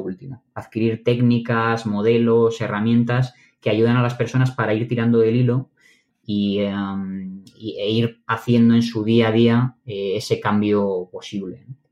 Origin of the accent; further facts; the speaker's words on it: Madrid, Community of Madrid, Spain; Yo soy de Madrid